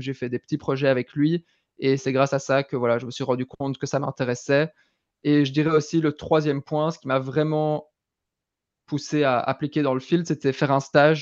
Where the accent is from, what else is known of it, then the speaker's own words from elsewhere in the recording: Belgium; accent: Belgian; moved away as an adult; also born or lived in London; je viens de Belgique, je suis belge, vous entendrez peut-être un, un, petit accent. J'ai vécu en Belgique jusqu'à 18 ans